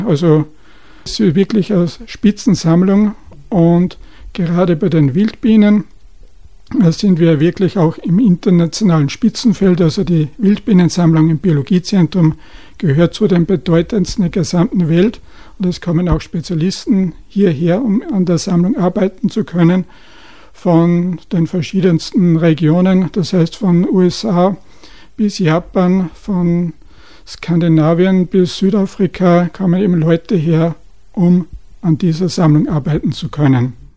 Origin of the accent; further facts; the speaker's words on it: Upper Austria, Austria; bei uns in Oberösterreich